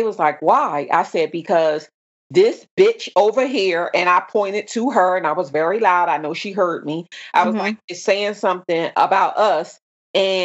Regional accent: Camden, New Jersey, United States; moved away; And I said, Camden

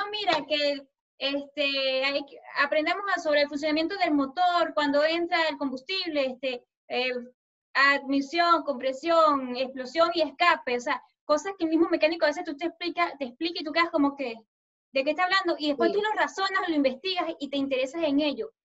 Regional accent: Colombia; Este, yo soy una chica colombiana

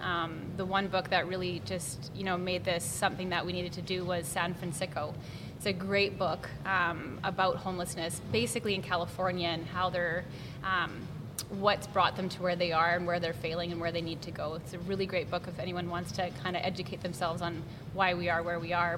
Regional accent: Lloydminster, Canada; I remember growing up in Lloyd

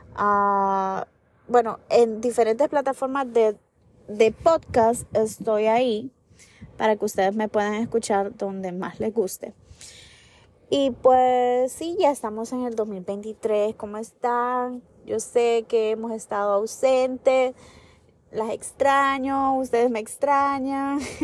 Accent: United States; los que somos de aquí de Estados Unidos

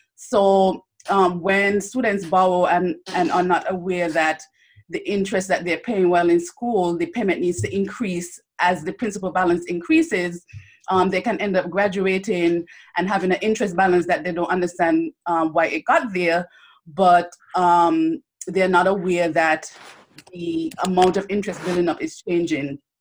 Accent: St. Kitts & Nevis; moved away as an adult; also born or lived in Bellevue, St. Kitts / Miami, Florida; I grew up in St. Kitts and Nevis. I actually um, finished high school there

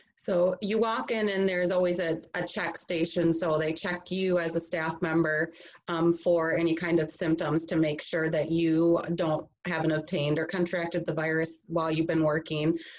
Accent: Grand Rapids, Michigan, United States; I am from Michigan originally, from the west side of the state, so Grand Rapids area

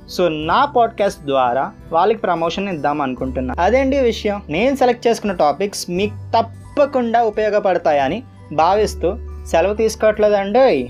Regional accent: Visakhapatnam, Andhra Pradesh, India; నేను వైజాగ్ నుంచి

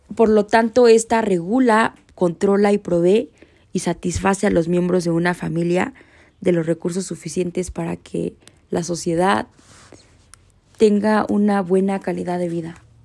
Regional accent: Mexico; uno como mexicano

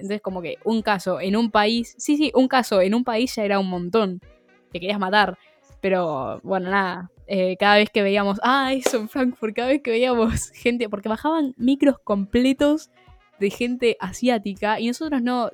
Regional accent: Argentina; argentinas pobres

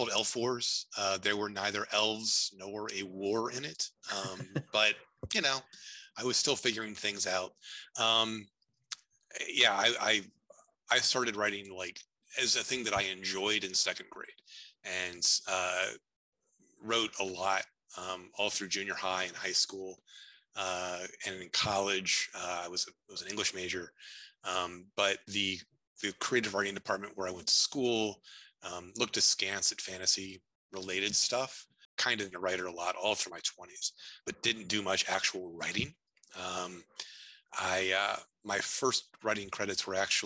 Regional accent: Montreat, North Carolina, United States; born or raised there; now in Chicago, United States

